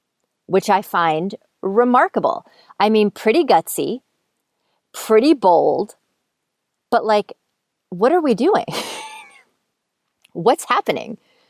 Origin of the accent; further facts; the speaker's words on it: East Coast, United States; And I'm from the East Coast. So I was flying home at Christmas time.